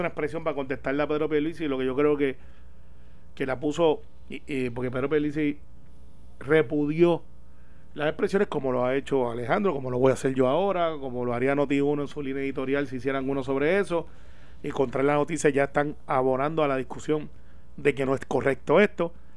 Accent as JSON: {"language": "Spanish", "town": "Guaynabo", "country": "Puerto Rico", "said": "los que somos de Guaynabo"}